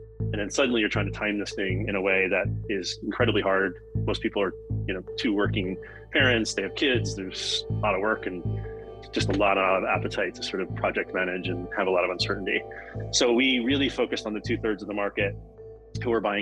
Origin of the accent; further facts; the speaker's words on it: Bucks County, Philadelphia area, Pennsylvania, United States; I grew up in Bucks County, which is the suburbs of the Philadelphia area